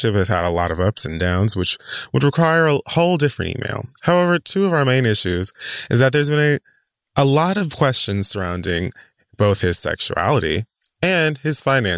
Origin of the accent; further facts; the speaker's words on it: Miami, Florida, United States; moved away as an adult; I grew up in South Miami and not North Miami